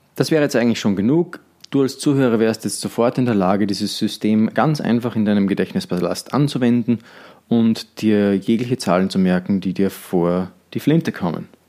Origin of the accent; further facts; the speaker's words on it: Austria; bei uns in Österreich